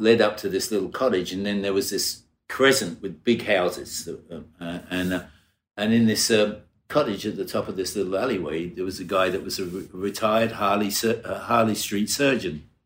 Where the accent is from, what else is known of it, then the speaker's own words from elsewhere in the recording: Brighton, South East England, United Kingdom; I was born in Brighton, in England, in the south coast of England, about an hour south of London